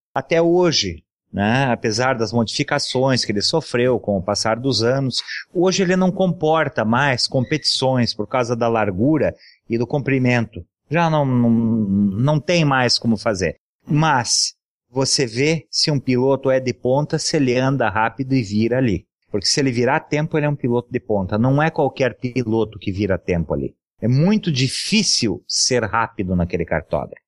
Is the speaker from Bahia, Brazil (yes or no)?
no; São José dos Pinhais, Paraná, Brazil; eu fui criado andando em São José dos Pinhais